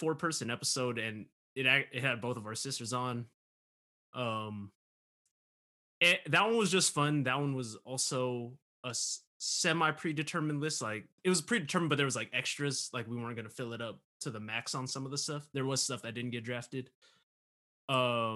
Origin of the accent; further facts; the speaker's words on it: Southern California, United States; I'm from Southern California